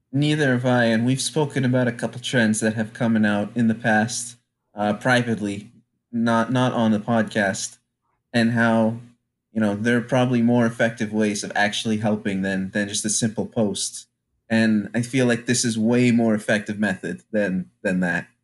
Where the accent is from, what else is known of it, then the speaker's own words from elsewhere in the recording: Franklin, Massachusetts, United States; also born or lived in Louisiana; I came from Franklin, Massachusetts, where I believe by the time my family moved here from, from Louisiana